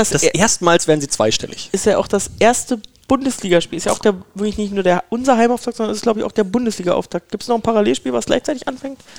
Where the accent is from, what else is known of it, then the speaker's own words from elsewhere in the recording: Berlin, Germany; klar, Berlin so, als Berliner findest du es cool.